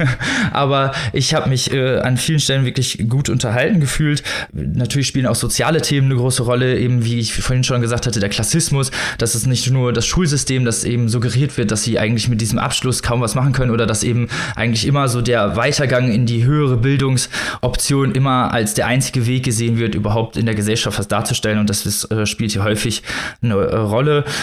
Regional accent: Germany; wir als Deutsche

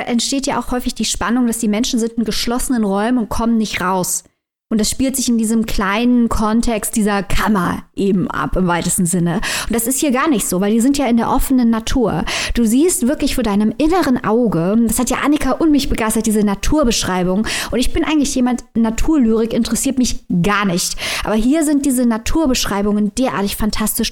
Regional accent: Saarland, Germany; als Saarländerin

